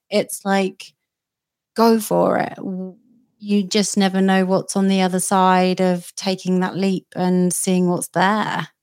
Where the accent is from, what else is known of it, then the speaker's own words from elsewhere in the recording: United Kingdom; I'm a Brit